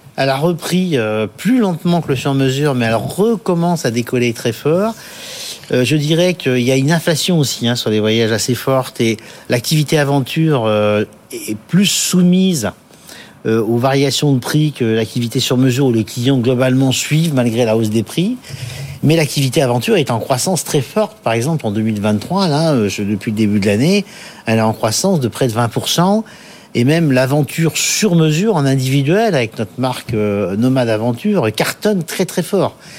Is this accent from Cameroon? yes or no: no; Paris, Île-de-France, France; je suis parisien, je vis à Paris, je travaille à Paris